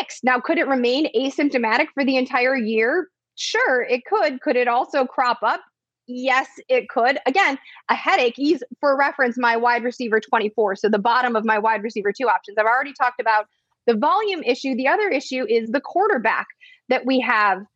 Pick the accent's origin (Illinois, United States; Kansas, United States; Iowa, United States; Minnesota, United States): Illinois, United States; Chicago; I grew up in Chicago.